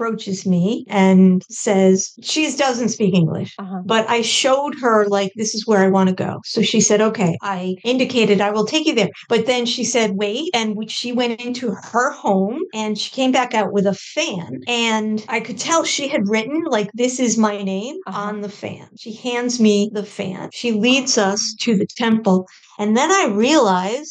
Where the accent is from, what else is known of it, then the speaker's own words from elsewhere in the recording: East Coast, United States; now in Denver, United States; am I from the East Coast where I'm from or Denver where I'm living